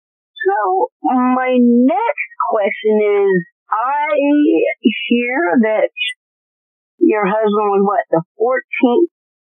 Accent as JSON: {"language": "English", "town": "Charleston", "region": "South Carolina", "country": "United States", "also_born_or_lived": "Oklahoma", "moved": "as an adult", "said": "I'm originally from Charleston, South Carolina."}